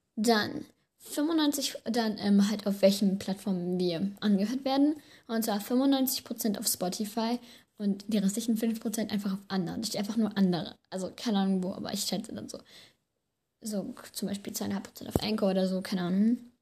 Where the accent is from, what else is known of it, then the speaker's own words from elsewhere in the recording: Germany; Also wir sind ja beide aus Deutschland, also aus Deutschland halt, wohnen beide in Deutschland